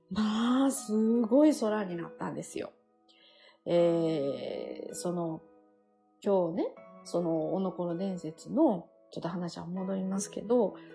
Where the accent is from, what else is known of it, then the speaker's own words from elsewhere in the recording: Japan; 神戸は、もう私の地元近くですし